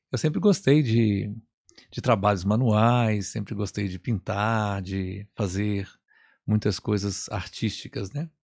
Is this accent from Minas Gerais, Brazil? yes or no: yes; Belo Horizonte, Minas Gerais, Brazil; eu sou daqui de Belo Horizonte, da Arquidiocese de Belo Horizonte